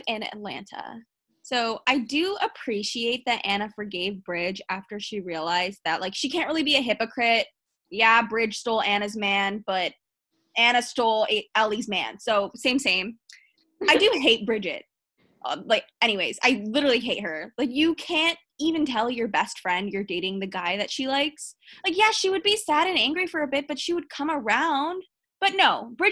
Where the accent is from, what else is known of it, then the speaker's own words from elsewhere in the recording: Canada; I'm from Canada